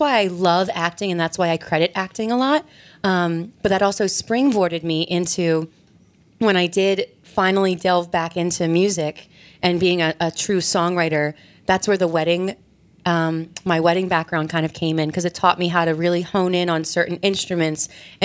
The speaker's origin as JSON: {"language": "English", "area": "Bucks County", "region": "Pennsylvania", "country": "United States", "tie": "born or raised there", "said": "I'm from Bucks County, Pennsylvania. I lived there my entire life"}